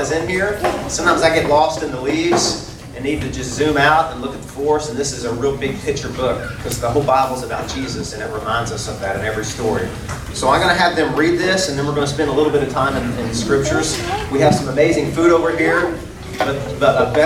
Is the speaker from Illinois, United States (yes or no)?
no; Arkansas, United States; I'm a country boy. I'm from Arkansas